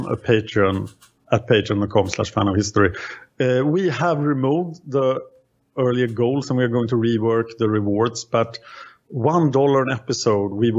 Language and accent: English; Sweden; I am from Sweden